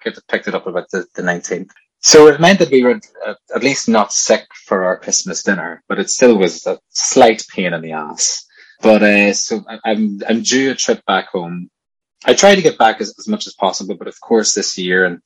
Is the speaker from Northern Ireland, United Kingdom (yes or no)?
yes; County Tyrone, Northern Ireland, United Kingdom; I'm from County Tyrone